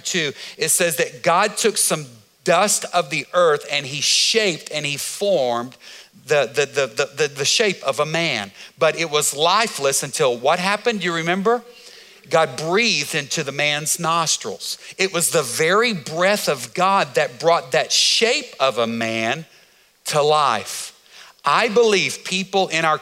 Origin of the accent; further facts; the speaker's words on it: United States; as an American